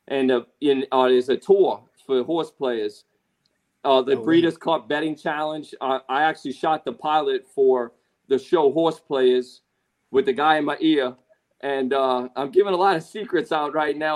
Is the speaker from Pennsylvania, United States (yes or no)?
no; New Orleans, Louisiana, United States; moved away; New Orleans, where my hometown is